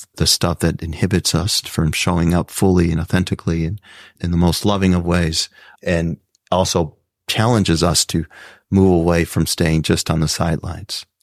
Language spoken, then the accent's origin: English; South Texas, United States; growing up in South Texas, first to go to college